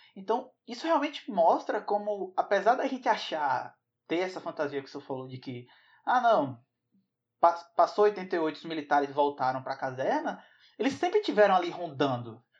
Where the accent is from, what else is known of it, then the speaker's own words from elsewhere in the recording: Bahia, Brazil; aqui, na Bahia, de onde eu venho